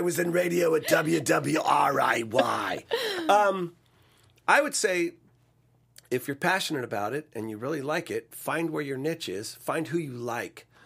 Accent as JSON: {"language": "English", "town": "Sacramento", "region": "California", "country": "United States", "also_born_or_lived": "Tulsa, Oklahoma", "moved": "as an adult", "said": "I was from Sacramento. uh, middle class, you know, suburb of Sacramento."}